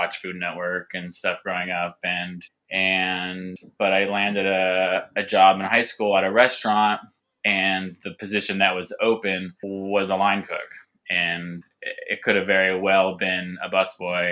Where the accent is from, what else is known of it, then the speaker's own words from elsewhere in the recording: Southern California, United States; I grew up in Southern California